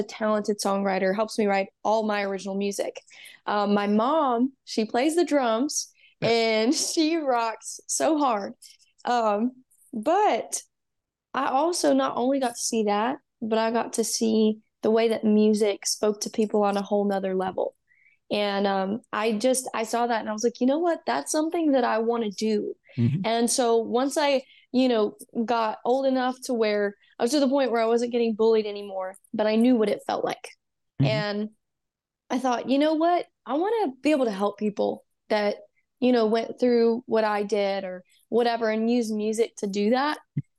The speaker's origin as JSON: {"language": "English", "region": "Texas", "country": "United States", "tie": "born or raised there", "said": "I grew up in Texas, like most of it. I was born and raised, you know, and I moved to Georgia for a year."}